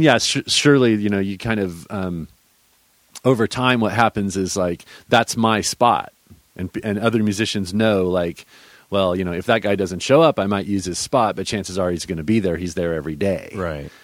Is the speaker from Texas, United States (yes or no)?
yes; Austin, Texas, United States; I grew up here in Texas in the in the hill country, where uh, around Austin